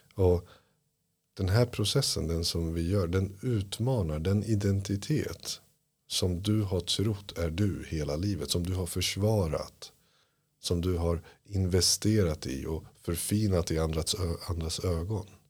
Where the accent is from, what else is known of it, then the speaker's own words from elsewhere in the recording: Iran; now in Sweden; Jag är flykting från Iran på grund av islam